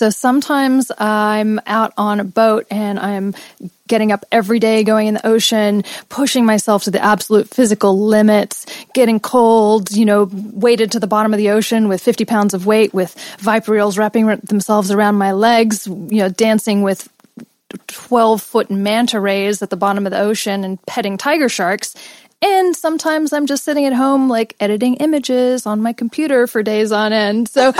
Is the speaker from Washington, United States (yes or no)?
no; Los Angeles, California, United States; also born or lived in England / India / Australia; I was born in England, grew up in Los Angeles, then spent years in India in a meditation ashram, then moved to Australia, which I spent most of my life, and then came back to LA 10 years ago.